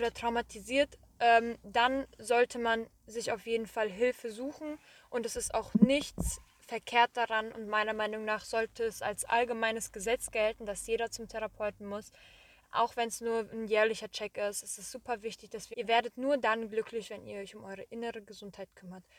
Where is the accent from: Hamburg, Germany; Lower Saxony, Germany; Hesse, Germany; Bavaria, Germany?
Hesse, Germany; Marburg; moved away; also born or lived in Korbach / Wiesbaden; So, Marburg bin ich geboren, wir sind in Marburg aufgewachsen. Dann sind wir 2012 ähm, nach Korbach gezogen